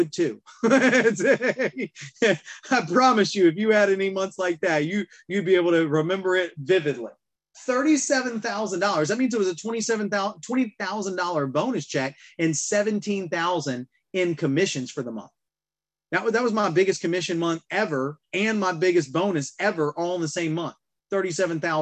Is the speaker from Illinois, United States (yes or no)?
no; Alabama, United States; I'm from Alabama.